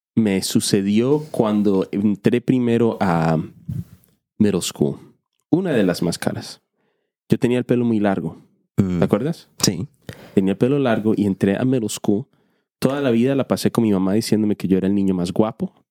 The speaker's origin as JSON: {"language": "Spanish", "country": "Colombia", "moved": "yes", "said": "Yo soy hispano, soy colombiano"}